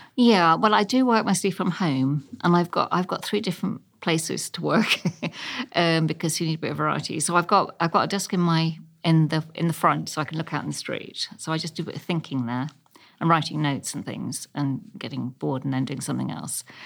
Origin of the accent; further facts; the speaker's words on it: London, United Kingdom; also born or lived in Ealing, London; I was born in Chelsea, just off King's Road before it was posh.